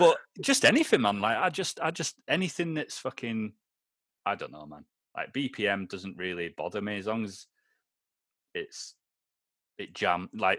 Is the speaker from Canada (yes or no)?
no; Aberdeen, Scotland, United Kingdom; now in Lancashire, United Kingdom; I'm from Lancashire now. When I go back up to Aberdeen now, it takes me about 3 minutes and I'm zoned back in.